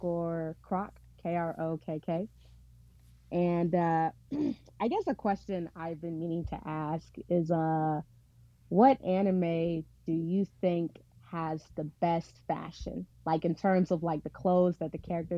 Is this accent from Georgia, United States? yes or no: no; Little Rock, Arkansas, United States; I'm from Arkansas, the Little Rock area